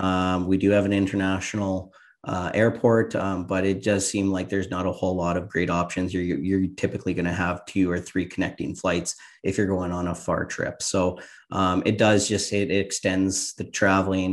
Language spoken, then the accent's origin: English; rural Saskatchewan, Canada; now in Pilot Butte, Canada; I actually ah, grew up in uh, rural Saskatchewan. So I grew up in a community of about 250 people